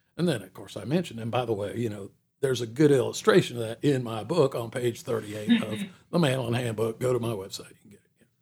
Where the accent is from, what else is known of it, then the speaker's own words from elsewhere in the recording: Atlanta, Georgia, United States; moved away as an adult; growing up in Atlanta, Atlanta grew up around me